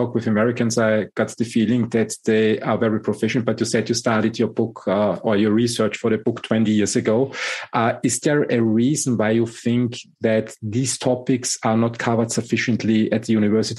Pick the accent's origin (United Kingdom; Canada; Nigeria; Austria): Austria; English is a second language; also born or lived in Germany; And living and growing up in Europe, Austria and Germany, I think the management style that evolved out of the German industry